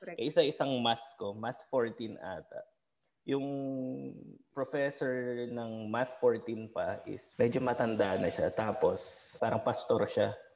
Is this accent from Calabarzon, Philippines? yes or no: no; Ilocano, Ilocos Region, Philippines; ikapwa ako Ilocano